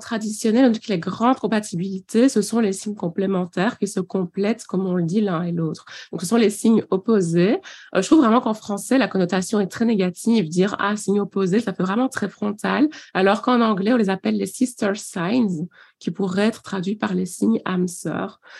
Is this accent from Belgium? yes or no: yes; Belgium; now in Liège, Belgium; j'ai suivi euh, ici sur Liège, donc je suis belge